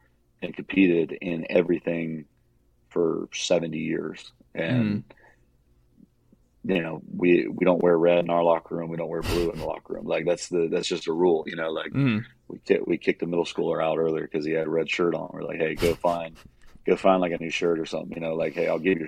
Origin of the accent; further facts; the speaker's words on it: Warner Robins, Georgia, United States; now in Roswell, United States; when I grew up in Warner Robins, Georgia